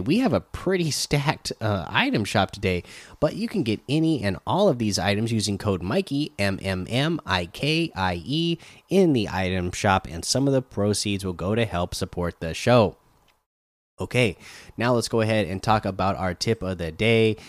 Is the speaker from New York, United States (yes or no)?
no; Oregon, United States; I grew up in Oregon